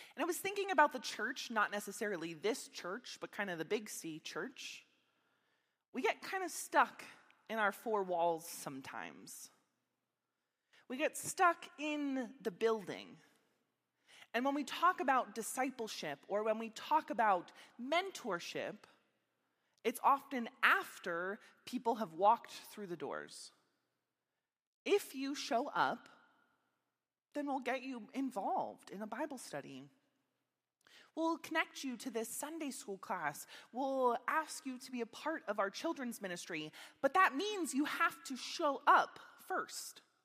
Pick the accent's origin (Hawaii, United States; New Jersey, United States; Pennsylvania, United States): Pennsylvania, United States; Meadville; moved away as an adult; also born or lived in Minneapolis, Minnesota; I grew up here in Meadville, Pennsylvania